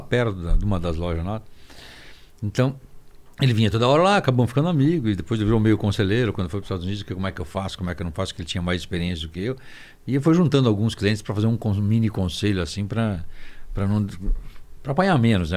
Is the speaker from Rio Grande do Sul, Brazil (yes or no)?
yes; Serra Gaúcha, Rio Grande do Sul, Brazil; eu nasci na Serra Gaúcha